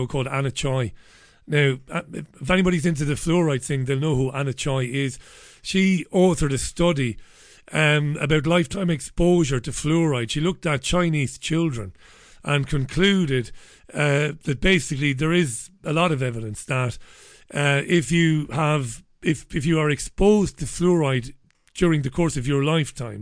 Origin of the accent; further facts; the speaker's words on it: Ireland; accent: Irish; moved away as an adult; also born or lived in Greater Manchester, England; now in Salford, United Kingdom; I come from Ireland